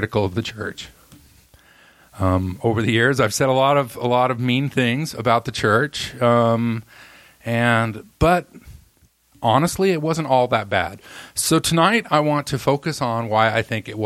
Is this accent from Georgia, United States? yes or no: no; Roy, Utah, United States; also born or lived in Alabama; I moved to Roy, Utah, where I lived until I went on my mission at 19